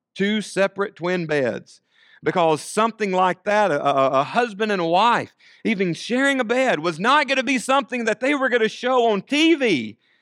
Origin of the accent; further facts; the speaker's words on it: United States; our citizenship as Americans